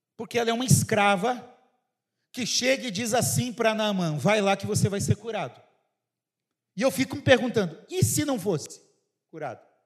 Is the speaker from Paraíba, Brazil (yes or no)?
no; Paraná, Brazil; moved away; Vou falar como eu falo lá no Paraná, lá na minha cidade